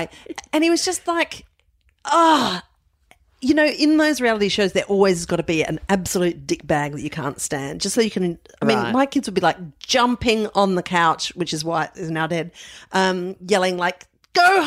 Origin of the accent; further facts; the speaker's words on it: Adelaide, South Australia, Australia; moved away; I was brought up in Adelaide.